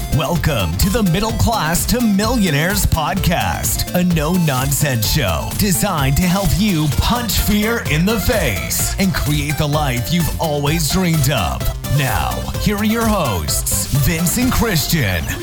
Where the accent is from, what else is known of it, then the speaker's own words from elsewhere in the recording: Dallas, Texas, United States; I was born in Dallas, Texas. I've lived in Dallas, Texas all my life